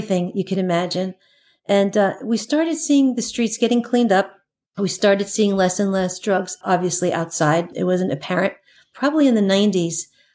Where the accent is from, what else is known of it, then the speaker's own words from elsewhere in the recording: New York City, New York, United States; I grew up in Queens, Flushing, Queens